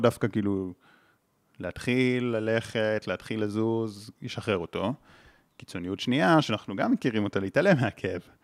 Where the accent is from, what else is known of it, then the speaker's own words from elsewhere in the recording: Israel; גדלתי בקיבוץ